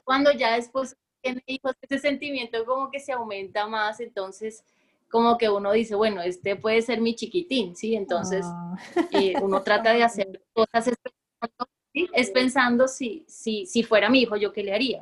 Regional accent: Bogotá, Colombia; moved away as an adult; now in Barranquilla, Colombia; nací en la ciudad de Bogotá

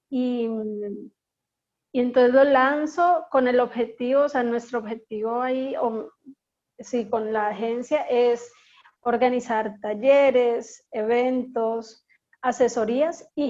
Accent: Bogotá, Colombia; moved away as an adult; now in Barranquilla, Colombia; nací en Bogotá hace 34 años. Eh, mis padres son de la costa, mi padre es de Barranquilla y mi madre es de un corregimiento que se llama La Pacha, cerca de Monpós.

